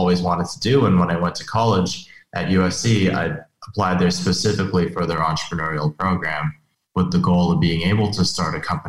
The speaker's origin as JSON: {"language": "English", "region": "Beijing", "country": "China", "tie": "born or raised there", "also_born_or_lived": "Hong Kong / Europe", "lives_now": "United States", "said": "so I was born in the States, but actually spent most of my life abroad. So I spent most of my time between Beijing, Hong Kong, some time in Europe as well. And I came here for high school and college."}